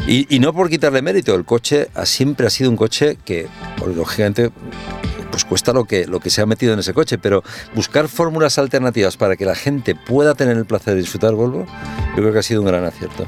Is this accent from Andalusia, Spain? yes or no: no; Castelldefels, Catalonia, Spain; me crié aquí en Castelldefels